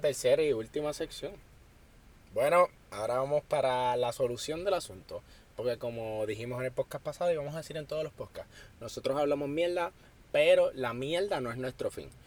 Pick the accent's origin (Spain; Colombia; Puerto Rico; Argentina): Puerto Rico; Yo que soy puertorriqueño